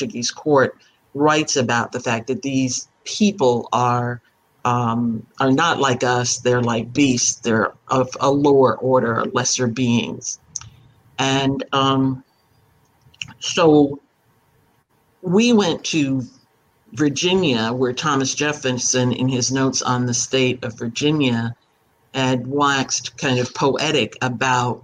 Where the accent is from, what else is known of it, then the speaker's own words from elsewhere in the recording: Panama; I was born in Panama of West Indian parents.